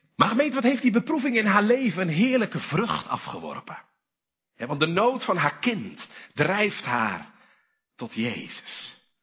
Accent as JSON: {"language": "Dutch", "region": "Zeeland", "country": "Netherlands", "said": "bij ons in Zeeland"}